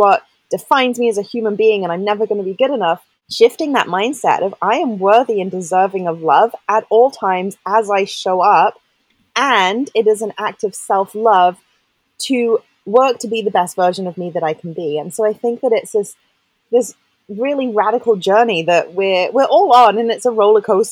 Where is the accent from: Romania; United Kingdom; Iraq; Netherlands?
United Kingdom; England; I grew up in England